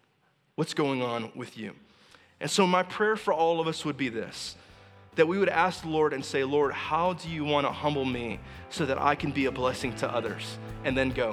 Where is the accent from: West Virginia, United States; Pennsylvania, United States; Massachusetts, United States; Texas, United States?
Texas, United States; moved away; I'm from Texas